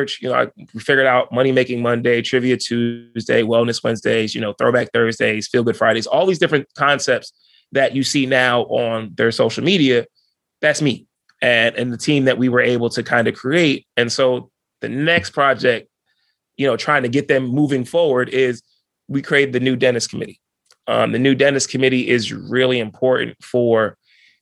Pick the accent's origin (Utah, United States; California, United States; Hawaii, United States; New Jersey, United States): New Jersey, United States; I was from New Jersey